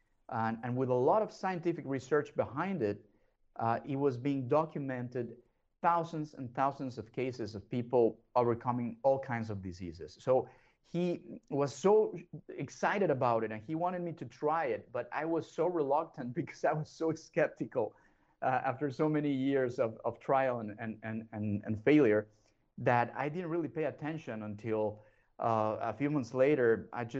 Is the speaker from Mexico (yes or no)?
yes; Mexico; I was raised and born in Mexico.